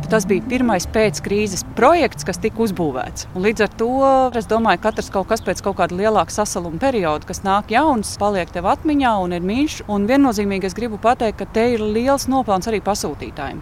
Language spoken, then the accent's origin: Latvian; Riga, Latvia; Rīgas šausmīgi mīlu, tā ir mana dzimtā pilsēta.